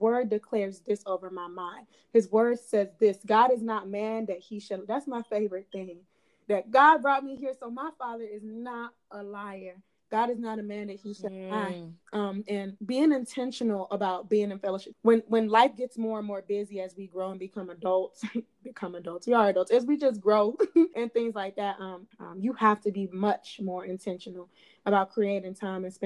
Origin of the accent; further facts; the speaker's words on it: Clay County, Georgia, United States; growing up in Clay County